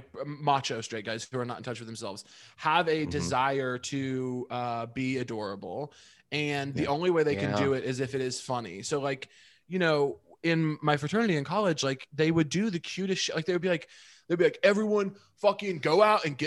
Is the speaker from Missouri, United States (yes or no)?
yes; Chillicothe, Missouri, United States; I'm from Missouri